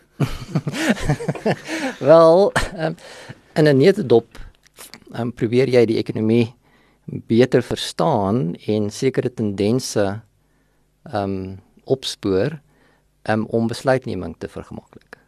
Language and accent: Afrikaans; Vanderbijlpark, Gauteng, South Africa; also born or lived in Sasolburg, Free State / Potchefstroom; ek is in Sasselburg gebore. Ehm um, en het daar vir 'n rukkie skool gegaan en toe trek ons net oorkant die Vaalrivier na van 'n byl toe. En daar het ek my laerskool loopbaan voltooi, hoërskool loopbaan voltooi